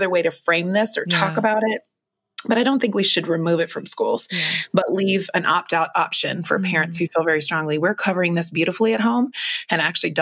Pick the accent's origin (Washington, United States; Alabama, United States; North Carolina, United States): North Carolina, United States; moved away as an adult; also born or lived in Los Angeles, California; growing up in North Carolina